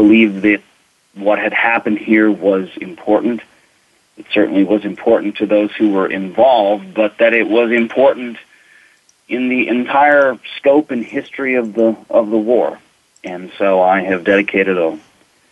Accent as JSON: {"language": "English", "region": "Minnesota", "country": "United States", "tie": "born or raised there", "also_born_or_lived": "Arizona", "moved": "yes", "lives_now": "Tennessee, United States", "said": "I was raised in Minnesota"}